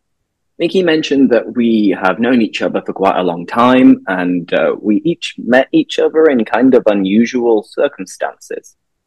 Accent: Leeds, Yorkshire and the Humber, United Kingdom; I am 30 years old. So I'm the baby of the pod. I'm from Leeds, from Yorkshire, but I've lost a lot of my accent, to be honest.

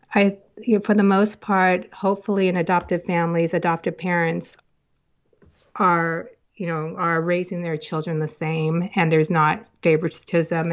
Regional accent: United States; also born or lived in South Korea; now in Woodinville, United States; from an orphanage, a couple of orphanages to foster home, and then I was adopted into the, over to the United States to family in the United States.

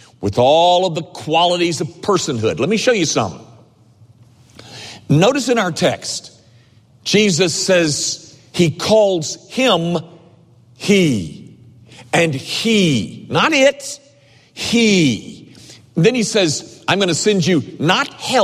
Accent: United States; when I was a kid, I was raised in Longview Heights

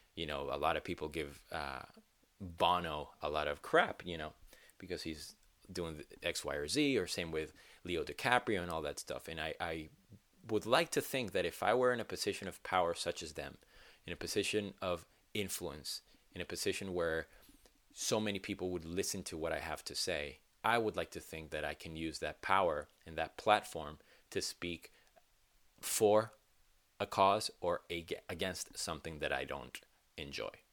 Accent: Venezuela; now in United States; I am from Venezuela, born and raised, and it's my home, my home country

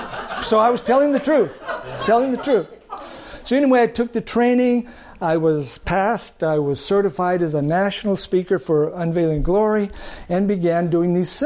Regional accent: El Paso, Texas, United States; I grew up in El Paso

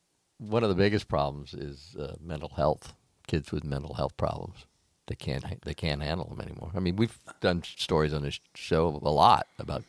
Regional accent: the South, United States; Well, I was raised in the South

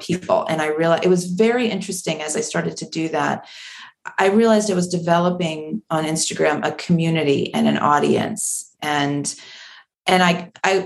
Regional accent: Maryland, United States; I grew up in Maryland, not on the shore, but close enough that we would spend all of our family vacations at the beach

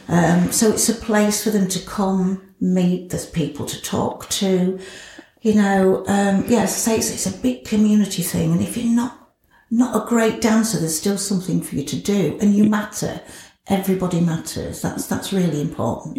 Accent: Scunthorpe, Yorkshire and the Humber, United Kingdom; also born or lived in Grimsby; I was born in Grimsby, adopted, um, and brought up in Scunthorpe.

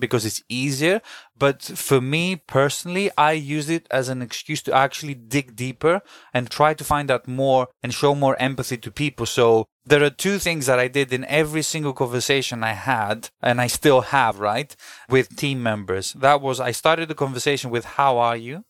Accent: Greece; now in London, United Kingdom; I also did a local marketing role in Greece, where I'm originally from, 'cause I'm half British, half Greek

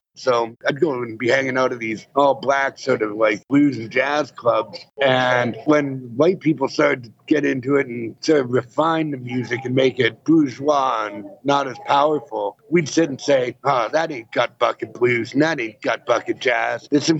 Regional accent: Vancouver, British Columbia, Canada; Yeah. My dad was from Yorkshire, England.

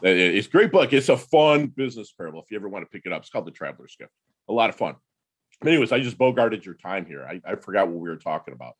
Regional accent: Detroit, Michigan, United States; I'm from Detroit

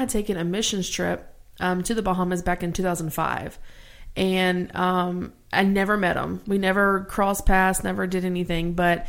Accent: Louisiana, United States; And I am from Louisiana, born and raised.

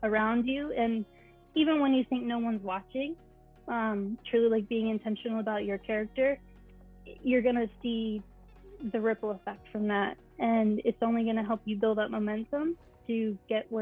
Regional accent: Hershey, Pennsylvania, United States; I grew up in Hershey, Pennsylvania, in a little country setting.

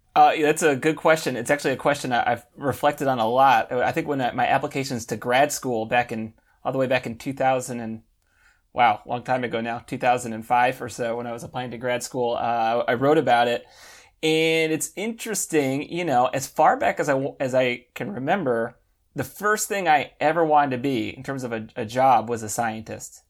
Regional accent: United States; moved away as an adult; now in Paris, France; I am American

